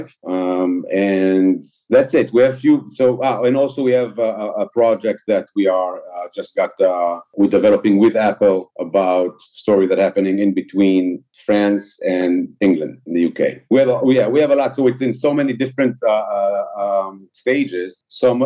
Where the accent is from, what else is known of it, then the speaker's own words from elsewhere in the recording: Israel; English is a second language; we're coming from Israel